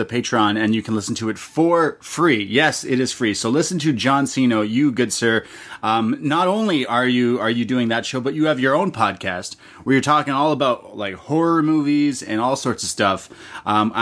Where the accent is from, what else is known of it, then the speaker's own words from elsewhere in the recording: Toronto, Ontario, Canada; I'm from Toronto, my whole life living here